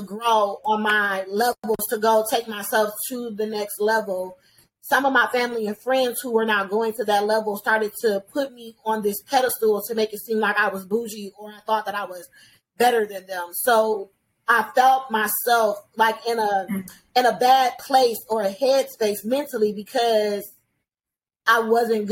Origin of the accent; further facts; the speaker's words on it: Detroit, Michigan, United States; We both from Detroit. Right? We both from Detroit. I grew up on Snowden.